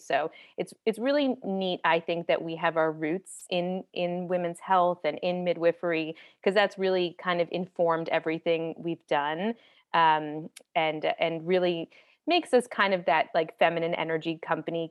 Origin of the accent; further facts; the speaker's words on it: East Coast, United States; moved away as an adult; now in Los Angeles, United States; I'm from the East Coast and I was living there, and I moved to Los Angeles